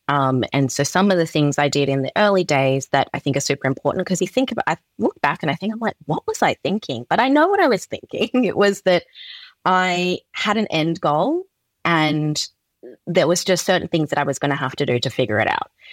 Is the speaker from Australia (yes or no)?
yes; Perth, Western Australia, Australia; I was born and raised in Perth, Western Australia